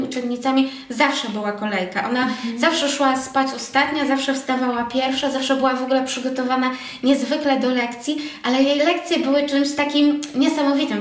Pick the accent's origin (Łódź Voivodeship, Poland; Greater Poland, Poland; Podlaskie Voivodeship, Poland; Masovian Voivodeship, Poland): Łódź Voivodeship, Poland; ja pochodzę z takiej małej parafii niedaleko Łodzi